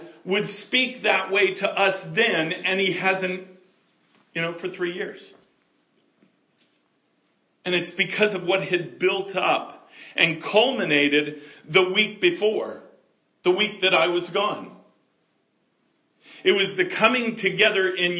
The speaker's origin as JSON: {"language": "English", "country": "United States", "said": "I can only speak as an American"}